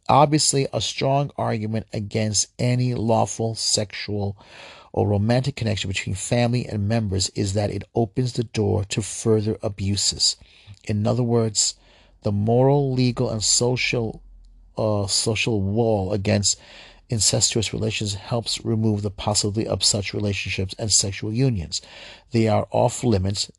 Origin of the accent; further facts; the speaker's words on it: New York, United States; my home state, New York